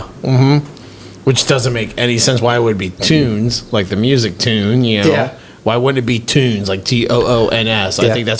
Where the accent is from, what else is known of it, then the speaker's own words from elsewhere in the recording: Kentucky, United States; I'm from Kentucky.